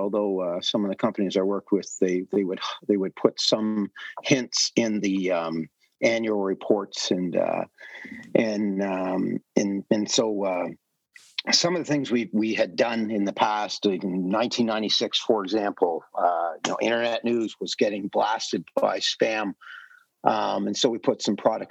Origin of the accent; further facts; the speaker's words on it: Ottawa, Ontario, Canada; also born or lived in California; wanted to come back home to Ottawa and work more closely to my family